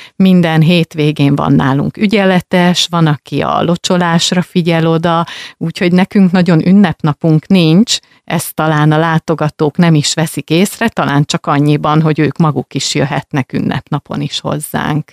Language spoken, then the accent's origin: Hungarian; Rákóczifalva, Jász-Nagykun-Szolnok, Hungary; moved away; falváról jöttem, hát természetesen nem ott születtem, viszont ott töltöttem a, az első éveket